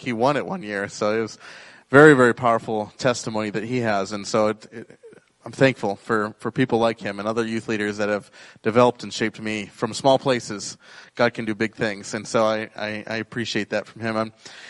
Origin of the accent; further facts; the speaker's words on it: Rapid City, South Dakota, United States; We're from Rapid City, and so we drove over yesterday, and just a beautiful, beautiful part of the country